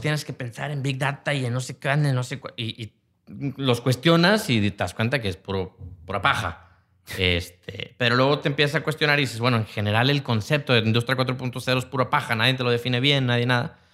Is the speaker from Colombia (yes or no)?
no; Mexico; como mexicanos tenemos algo que por una parte somos una raza sumamente creativa